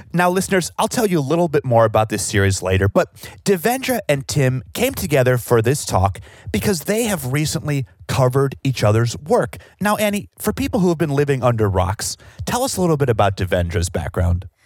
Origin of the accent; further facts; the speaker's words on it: Chicago, Illinois, United States; growing up in Chicago